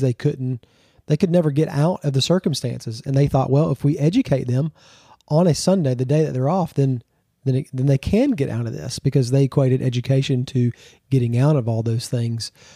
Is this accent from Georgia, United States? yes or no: yes; Georgia, United States; also born or lived in Texas / Florida; I'm originally from Georgia, born and raised.